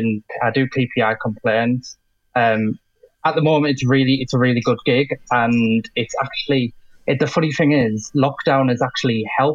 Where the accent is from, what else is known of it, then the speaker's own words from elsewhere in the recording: Middlesbrough, North East England, United Kingdom; I'm from Middlesbrough.